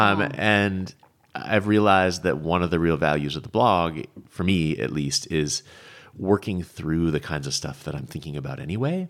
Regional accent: Vermont, United States; moved away as an adult; now in Paso Robles, United States; I grew up in Vermont.

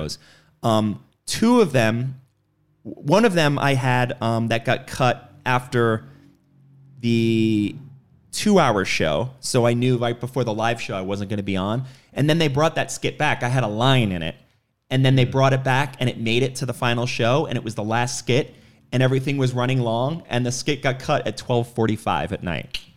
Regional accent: New York, United States; moved away; I grew up in New York

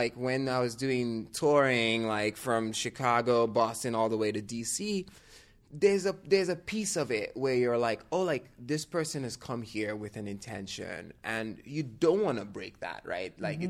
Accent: Nigeria; now in San Francisco, United States; I'm like, yeah, I'm from Nigeria, but I've lived here long enough now.

